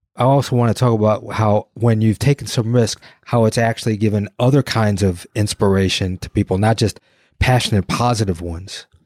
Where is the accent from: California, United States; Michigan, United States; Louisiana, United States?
Michigan, United States; Detroit; I'm from Detroit